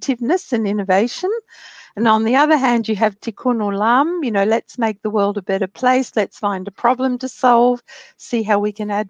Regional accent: Sydney, New South Wales, Australia; also born or lived in Zichron Yaakov, Israel

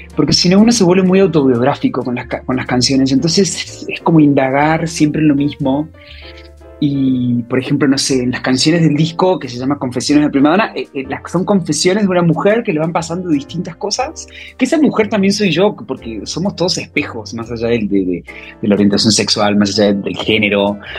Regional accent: Córdoba, Argentina; moved away as an adult; also born or lived in Buenos Aires / Mexico; now in Madrid, Spain; yo de Córdoba, cuando termino el colegio

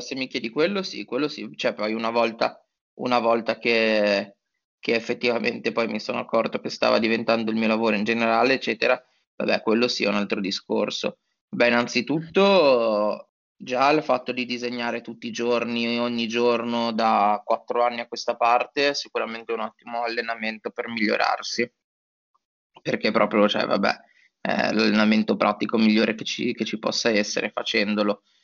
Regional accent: Genoa, Liguria, Italy; moved away as an adult; also born or lived in Turin; now in Milan, Italy; io sono genovese

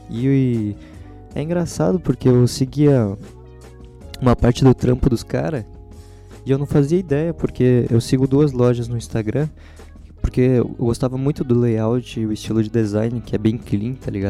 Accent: São Paulo, Brazil; born there; eles usam bastante referência da cidade que eu moro, onde eu nasci, São Paulo.

